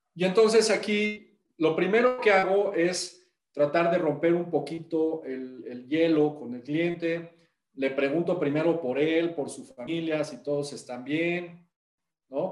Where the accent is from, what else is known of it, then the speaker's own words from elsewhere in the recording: Puebla, Mexico; los que somos de Puebla